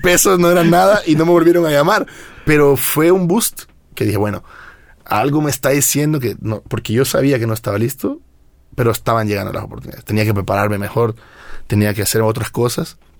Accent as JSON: {"language": "Spanish", "country": "El Salvador", "moved": "as an adult", "lives_now": "Mexico", "said": "vine desde El Salvador a estudiar música"}